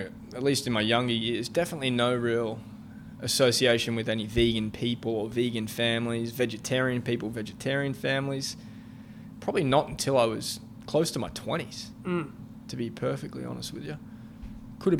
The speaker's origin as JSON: {"language": "English", "country": "Australia", "tie": "born or raised there", "said": "I'm from Australia"}